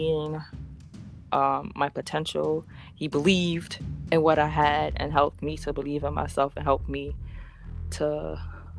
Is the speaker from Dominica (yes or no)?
yes; Dominica; now in New York, United States; I have family in Guadeloupe. I was born in Dominica